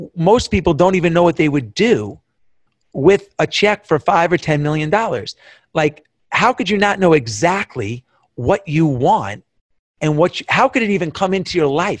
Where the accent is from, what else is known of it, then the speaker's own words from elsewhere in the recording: Long Island, New York, United States; I grew up in Long Island, all the Long Island kids, all the New York kids